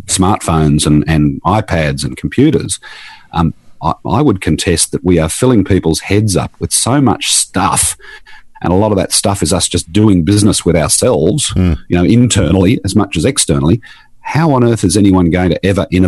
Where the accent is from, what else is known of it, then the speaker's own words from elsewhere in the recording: Queensland, Australia; I'm from Queensland